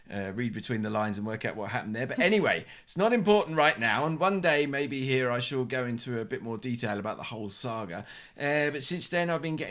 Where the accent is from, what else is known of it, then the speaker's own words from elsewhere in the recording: United Kingdom; moved away as an adult; now in Madrid, Spain; I'm a British journalist who's been based in Madrid since the year 2000